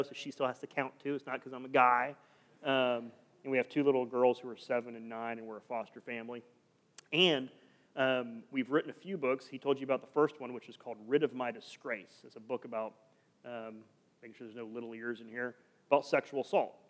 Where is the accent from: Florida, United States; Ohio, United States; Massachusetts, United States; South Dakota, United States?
Florida, United States; Sarasota; also born or lived in Seattle; now in Orlando, United States; I'm originally from Sarasota, Florida. So I'm a Florida West Coast boy